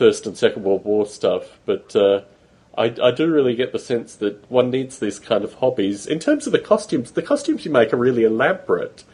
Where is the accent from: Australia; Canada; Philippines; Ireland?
Australia; moved away as an adult; also born or lived in United Kingdom; now in United States; when I was a kid growing up in Australia